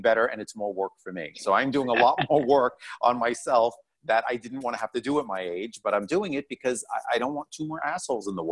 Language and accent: English; New York City, New York, United States; moved away; I'm from Brooklyn, New York